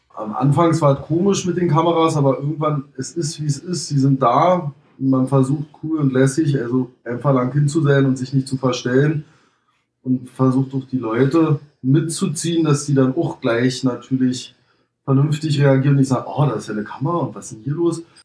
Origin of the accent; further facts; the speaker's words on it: Potsdam, Brandenburg, Germany; Bei uns in Brandenburg, in Potsdam